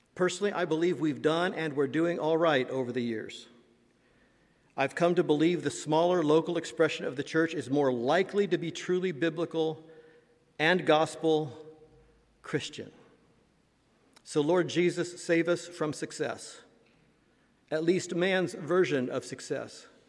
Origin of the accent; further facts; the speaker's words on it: Indiana, United States; moved away; my home state of Indiana